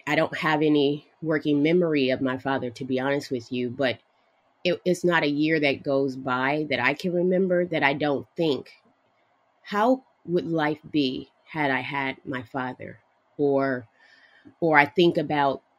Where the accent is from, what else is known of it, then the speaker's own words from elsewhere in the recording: Los Angeles, California, United States; We grew up in Los Angeles